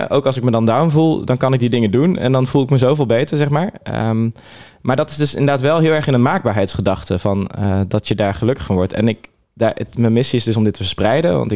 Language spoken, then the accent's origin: Dutch; Netherlands; born there; ik denk zelfs drie keer, want we zijn in Nederland geboren.